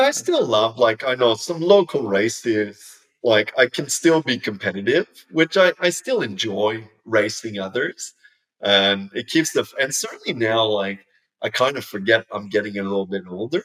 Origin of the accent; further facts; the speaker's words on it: Canada; moved away as an adult; now in Australia; growing up in Canada